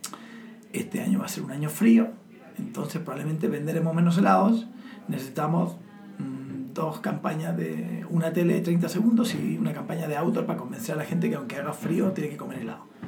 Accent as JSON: {"language": "Spanish", "country": "Chile", "moved": "yes", "lives_now": "Spain", "said": "como buen chileno, los chilenos al final somos hijos de los americanos"}